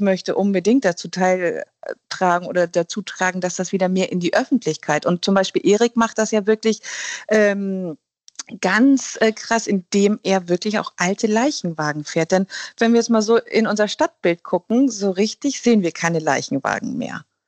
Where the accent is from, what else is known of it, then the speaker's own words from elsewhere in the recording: Germany; bei uns in Deutschland